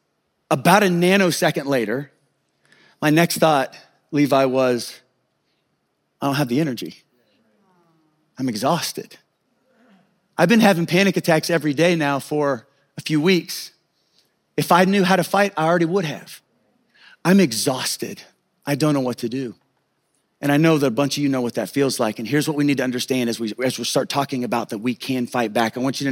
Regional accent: Kansas, United States; I grew up in Kansas, out in the country.

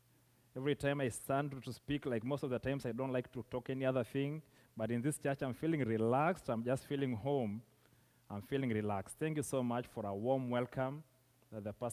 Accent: southern Kenya, Kenya; I come from Kenya, that is East Africa, from a community of a people called the Maasais, who live in the southern part of Kenya

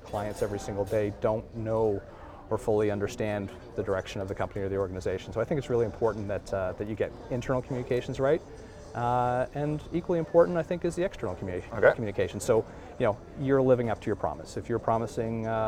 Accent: Halifax, Nova Scotia, Canada; I'm from Halifax

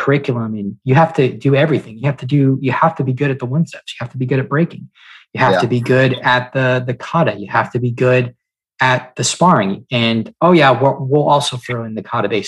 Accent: Melbourne, Florida, United States; now in Indian Trail, United States; I live just below Charlotte, North Carolina, in a town called Indian Trail, but I am originally from Melbourne, Florida

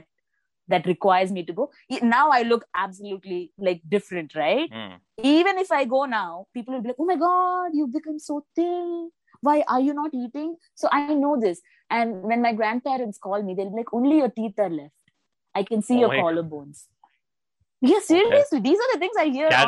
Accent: Bengaluru, Karnataka, India; also born or lived in Kerala; I was born and raised in Bengaluru, but my native is Kerala

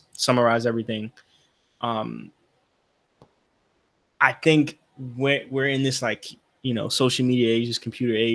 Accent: New York, United States; we're all from New York

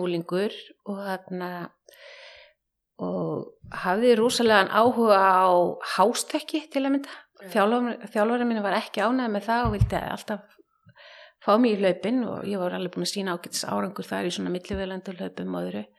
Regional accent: Hafnarfjörður, Capital Region, Iceland; moved away as an adult; now in Reykjavík, Iceland; ég er semst að dólst upp í Hafnafyrði í hrauninu þar

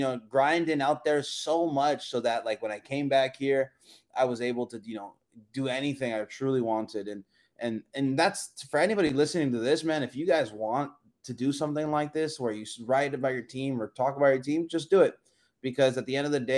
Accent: Redwood City, California, United States; I'm from a small little city called Redwood City

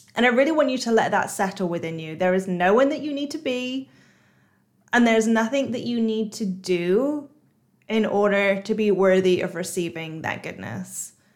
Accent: United Kingdom; moved away as an adult; now in Singapore; I'm British, but I've just moved to Singapore.

